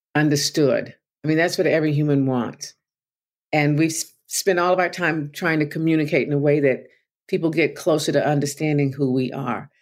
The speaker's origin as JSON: {"language": "English", "town": "Tulsa", "region": "Oklahoma", "country": "United States", "tie": "born or raised there", "said": "I grew up in Tulsa"}